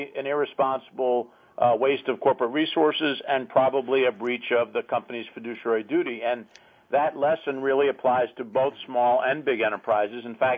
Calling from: Washington, District of Columbia, United States; Washington, D.C., our nation's capital.

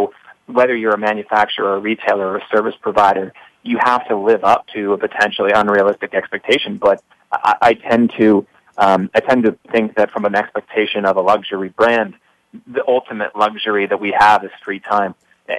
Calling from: New York City, New York, United States; I'm calling from New York City

